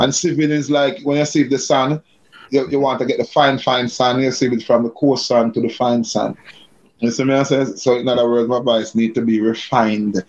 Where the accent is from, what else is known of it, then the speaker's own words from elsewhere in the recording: Kingston, Saint Andrew, Jamaica; I grew up in a place called Barbican. That's upper, that, that, that's St. Andrew, upper St. Andrew. Um, Kingston 8, Barbican, Kingston 8.